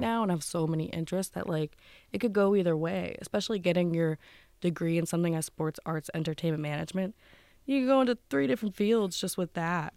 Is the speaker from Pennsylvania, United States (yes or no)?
yes; Wilkes-Barre, Pennsylvania, United States; moved away as an adult; now in Pittsburgh, United States; I'm not originally from Pittsburgh. I'm from Wilkes-Barre.